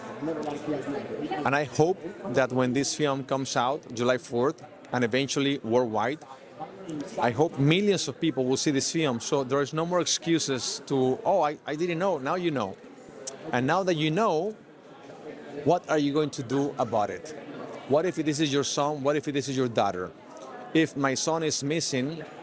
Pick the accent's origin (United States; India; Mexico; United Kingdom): Mexico; I'm from Mexico